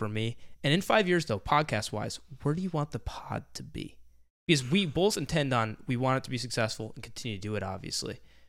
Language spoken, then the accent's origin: English; New York, United States; I am from New York.